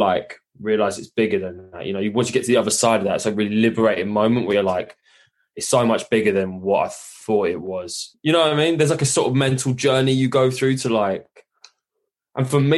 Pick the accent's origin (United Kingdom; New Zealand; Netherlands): United Kingdom; London; I'm from London